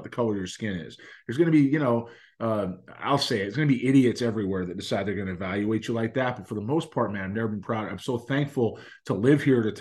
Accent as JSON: {"language": "English", "town": "Los Angeles", "region": "California", "country": "United States", "tie": "born or raised there", "also_born_or_lived": "Boston", "moved": "as an adult", "lives_now": "Houston, United States", "said": "I grew up in Los Angeles"}